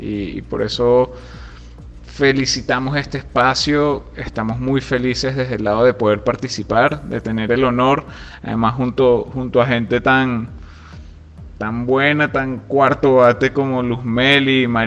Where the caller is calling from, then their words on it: Caracas, Capital District, Venezuela; Por aquí les habla … desde Caracas.